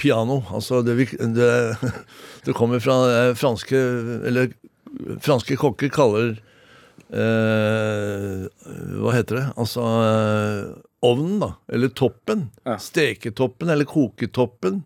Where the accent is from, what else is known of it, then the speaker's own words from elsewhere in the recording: Oslo, Norway; also born or lived in Moss, Norway; når jeg var fem, seks, fem år gammel, så flytter jeg til eh, Oslo, dvs. Si, eh, Oslos første eh, drabantby, Lambertseter